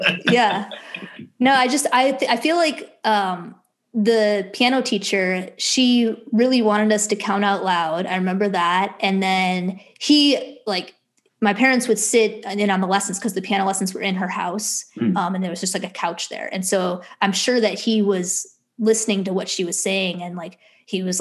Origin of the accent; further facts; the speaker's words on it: Buffalo Grove, Illinois, United States; moved away; also born or lived in Stony Brook, New York; I grew up in Chicago suburbs, Buffalo Grove and then Long Grove for the two suburbs.